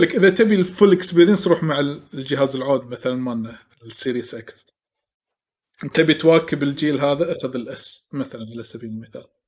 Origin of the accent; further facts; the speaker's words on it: Kuwait; عندنا بالكويت